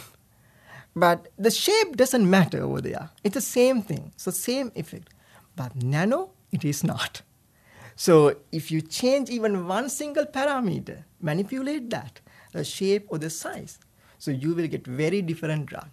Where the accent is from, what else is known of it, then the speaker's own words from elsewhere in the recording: Sri Lanka; moved away as an adult; also born or lived in Rhode Island, United States; now in United States; I was born and raised in Sri Lanka